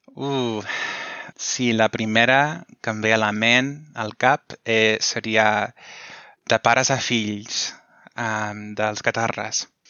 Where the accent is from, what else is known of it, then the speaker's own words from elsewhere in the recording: United States; Catalan is a second language; sóc dels Estats Units